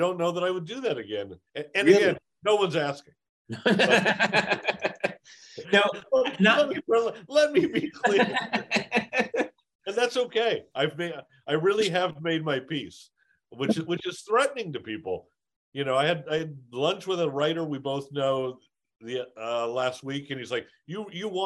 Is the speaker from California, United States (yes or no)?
yes; Los Angeles, California, United States; growing up in Encino